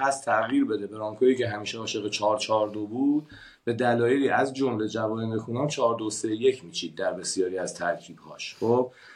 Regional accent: Iran; moved away as an adult; من زمانی که از ایران مهاجرت کردم

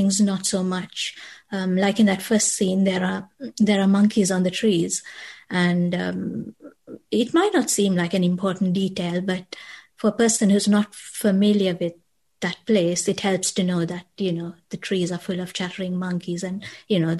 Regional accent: Colombo, Western Province, Sri Lanka; moved away as an adult; now in Hertfordshire, United Kingdom; I'm from Colombo and it's a very busy and densely populated city

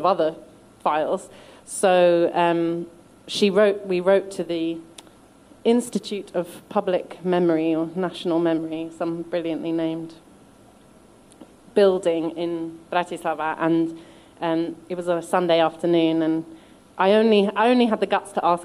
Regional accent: London, United Kingdom; I was born in London, but my mum's from Slovakia, my dad's from Hungary

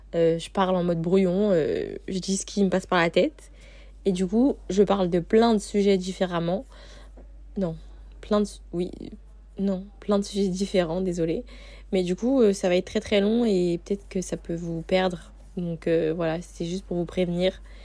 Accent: France; moved away as an adult; now in Sydney, Australia; ça fait deux mois que j'ai quitté la France

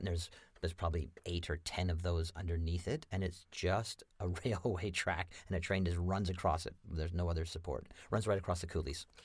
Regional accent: Lethbridge, Alberta, Canada; I was born and raised in Lethbridge, Alberta

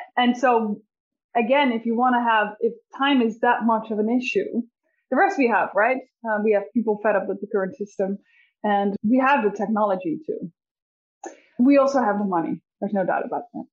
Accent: Netherlands; I'm from the Netherlands

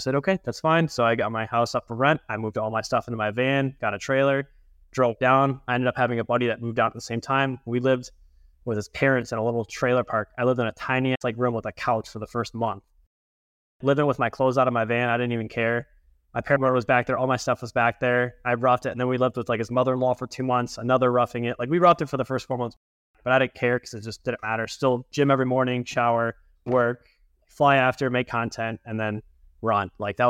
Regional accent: Grosse Ile, Michigan, United States; also born or lived in Miami; And then Michigan in the last 16 years. So like Groseal, 30 miles south of Detroit, a little island.

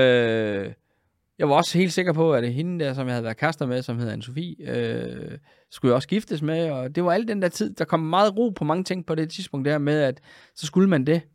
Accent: Funen, Southern Denmark, Denmark; moved away as an adult; also born or lived in Copenhagen / Aalborg / Germany / Frederikshavn; jeg var jo egentlig oprindelig Fynbo

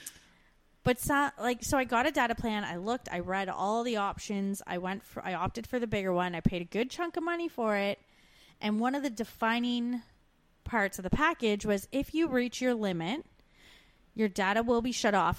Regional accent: Waterloo, Ontario, Canada; moved away as an adult; I was from Waterloo. I was in Waterloo

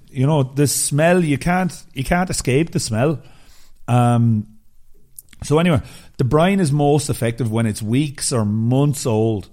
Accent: Ireland; I'm Irish

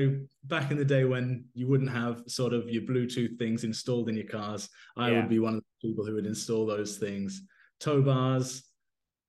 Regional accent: Cambridge, East of England, United Kingdom; also born or lived in London; Well, I was born in London. I lived there for sort of only a few years of, like, when I was literally a kid, and then moved to Cambridge when I was about 6 years old or so. Grew up sort of, you know, around sort of the in Cambridge city centre

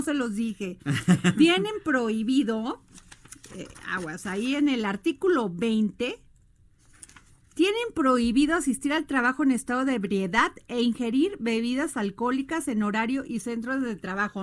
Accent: Veracruz, Mexico; como dicen en mi pueblo Veracruz, ¿verdad? Allá en Veracruz

